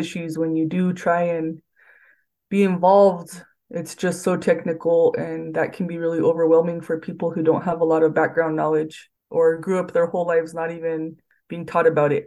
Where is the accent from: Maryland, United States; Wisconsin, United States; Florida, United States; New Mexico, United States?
New Mexico, United States; Santa Clara Pueblo; I'm from Santa Clara Pueblo